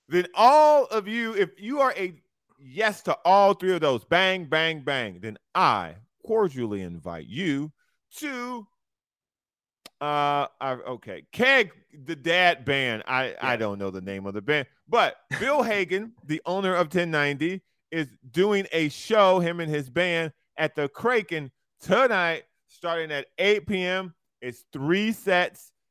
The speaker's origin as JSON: {"language": "English", "town": "Lorain", "region": "Ohio", "country": "United States", "said": "I'm from Lorain, Ohio."}